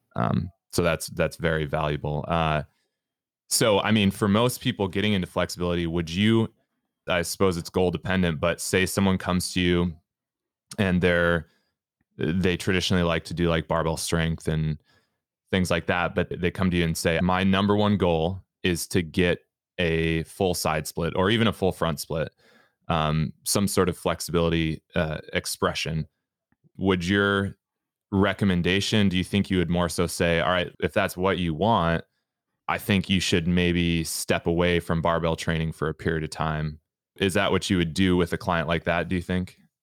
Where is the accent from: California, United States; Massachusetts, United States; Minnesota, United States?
Minnesota, United States; I'm from Minnesota